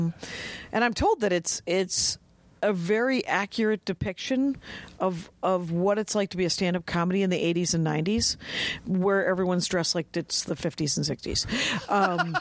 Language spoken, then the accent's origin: English; Milwaukee, Wisconsin, United States; I'm from Milwaukee.